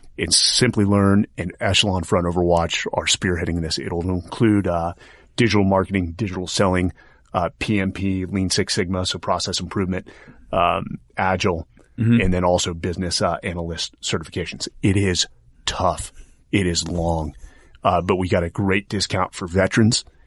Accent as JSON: {"language": "English", "town": "Atherton", "region": "California", "country": "United States", "tie": "born or raised there", "said": "I was born and raised in Silicon Valley."}